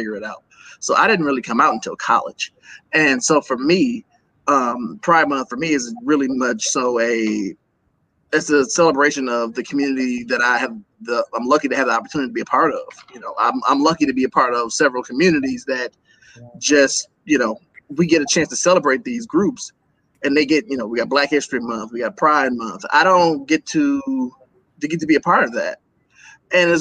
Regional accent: Milwaukee, Wisconsin, United States; Born and raised in Milwaukee, Wisconsin.

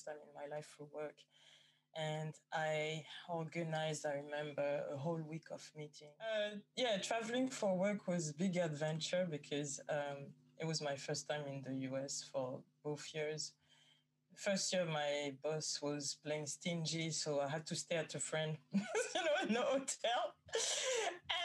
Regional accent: France; moved away as an adult; also born or lived in Guadeloupe / Paris / Amsterdam / Germany; now in London, United Kingdom; I was born in France. I think I've lived in France until 25

